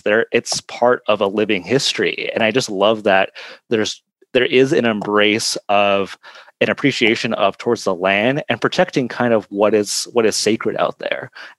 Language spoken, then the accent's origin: English; Cortez, Colorado, United States; I grew up in the border town of Cortez, Colorado, which is actually also on the border too of two of the Ute reservations as well.